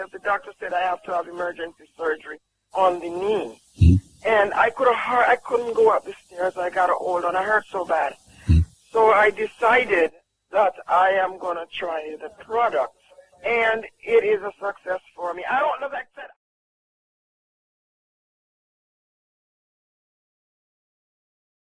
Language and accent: English; Jamaica; I'm from Jamaica.